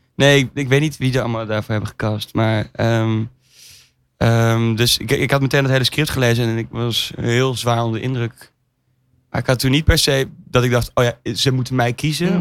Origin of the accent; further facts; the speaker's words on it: Amsterdam, North Holland, Netherlands; we komen dus allebei uit Amsterdam